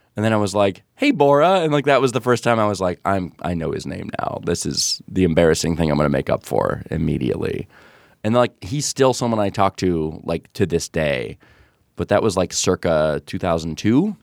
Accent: near Novi, Michigan, United States; it's near Novi, Michigan.

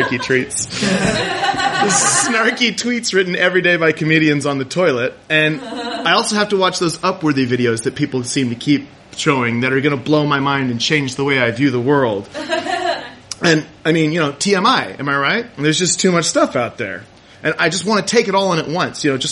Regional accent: Kodiak, Alaska, United States; when I grew up in Kodiak, Alaska

